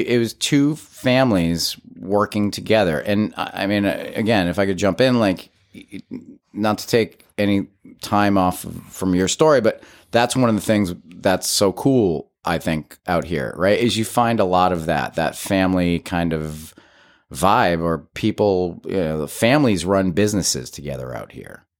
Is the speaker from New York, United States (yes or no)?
no; Agawam, Massachusetts, United States; moved away as an adult; born and raised in Western Massachusetts. I was, uh, raised in a small town called Agawam